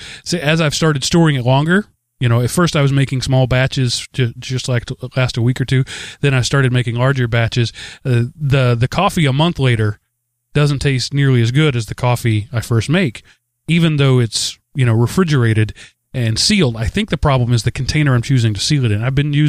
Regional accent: Denmark; I come from Denmark.

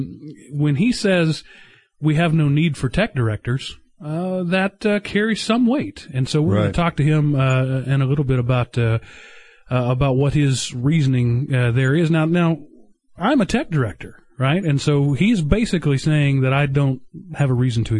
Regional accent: Texas, United States; I grew up in Texas

